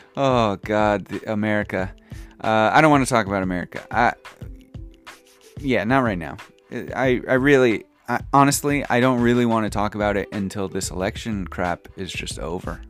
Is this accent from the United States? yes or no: yes; United States; now in Japan; my home country, the United States